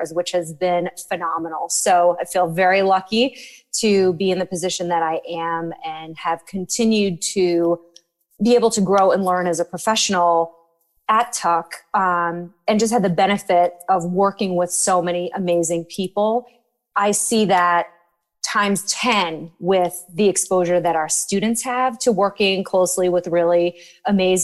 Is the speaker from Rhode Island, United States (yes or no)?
yes; Rhode Island, United States; moved away as an adult; also born or lived in Washington, D.C. / New Hampshire; I am originally from Rhode Island